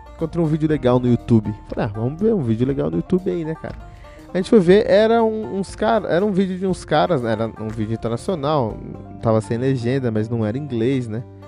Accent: Cotia, São Paulo, Brazil; eu que cresci numa cidade chamada Cotia, aqui em São Paulo

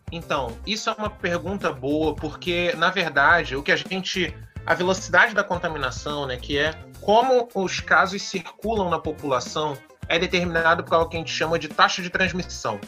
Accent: Brazil; Eu sou brasileiro

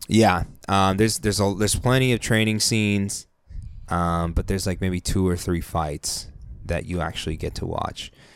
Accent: San Diego, California, United States; we're from San Diego

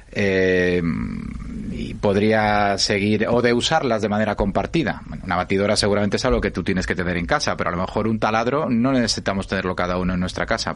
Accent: a mining valley in Asturias, Spain; yo nací en un pueblo, en un valle minero asturiano

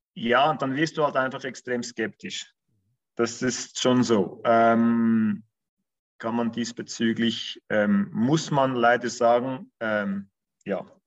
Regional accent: Bern, Switzerland; moved away as an adult; now in Zurich, Switzerland; wie alle wahrscheinlich unschwer hören, komme ich aus der Schweiz. ähm, bin gebürtiger Berner, ähm, also aus dem Kanton Bern, wohne aber seit über zehn Jahren in Zürich

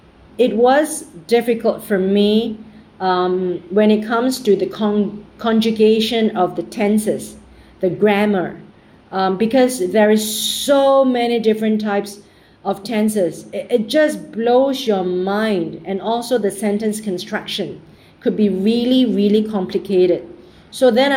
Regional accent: Singapore; I'm from Singapore

